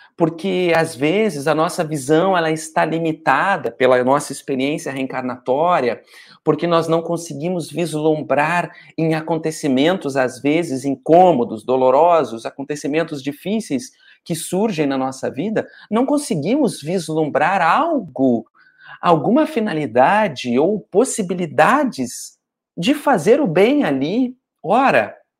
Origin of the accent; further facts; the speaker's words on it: Porto Alegre, Rio Grande do Sul, Brazil; now in Rio de Janeiro, Brazil; Eu também sou de Porto Alegre, mas estou morando no Rio de Janeiro